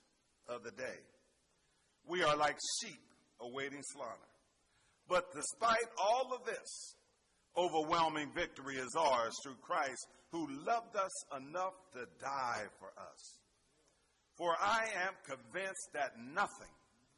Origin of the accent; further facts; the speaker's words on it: Pittsburgh, Pennsylvania, United States; Growing up in Pittsburgh